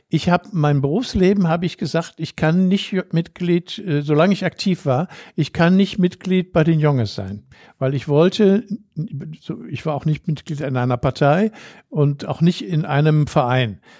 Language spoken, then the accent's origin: German; Düsseldorf, North Rhine-Westphalia, Germany; also born or lived in Brüggen; ich bin auch Düsseldorfer, bin zwar in Brüggen geboren, aber seit 1956 lebe ich hier.